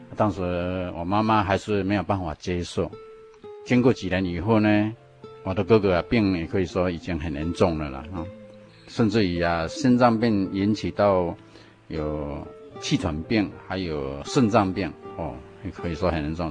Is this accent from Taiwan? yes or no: yes; Chiayi, Chiayi City, Taiwan; 我的老家是在嘉义市的美尼，就是以前的嘉义农庄的对面，一个村庄。我们那个村庄可以说都是传统民间信仰